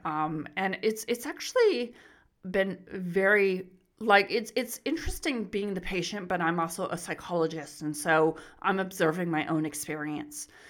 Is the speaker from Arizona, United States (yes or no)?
yes; Arizona, United States; moved away as an adult; also born or lived in Riverside, California; now in Melbourne, Australia; I'm originally from the U S, so I was born and raised in Arizona